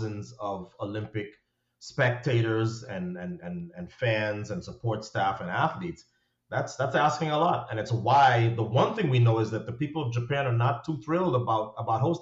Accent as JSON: {"language": "English", "country": "Trinidad & Tobago", "tie": "born or raised there", "said": "growing up in Trinidad, where the standard of education is extremely high"}